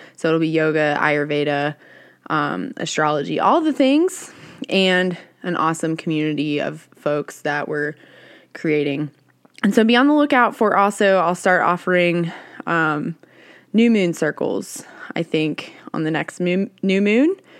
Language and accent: English; the South, United States; I grew up in the South